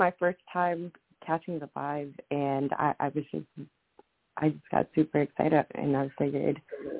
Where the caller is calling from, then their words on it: Maryland, United States; I am calling from Maryland.